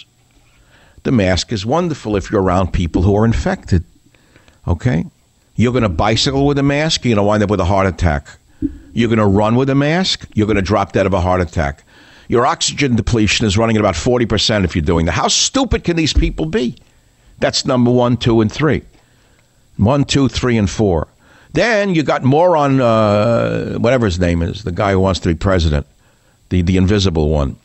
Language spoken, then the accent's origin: English; United States; I'm an American.